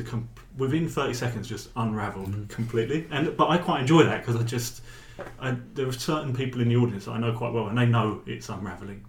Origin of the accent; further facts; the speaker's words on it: England, United Kingdom; I'm English but I speak Norwegian